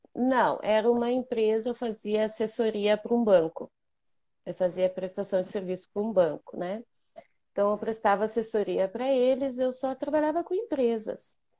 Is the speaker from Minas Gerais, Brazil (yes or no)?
no; Bento Gonçalves, Rio Grande do Sul, Brazil; accent: gaúcha; sou de Bento Gonçalves, Rio Grande do Sul, para quem não me conhece. Sou aqui do lugar do Tchê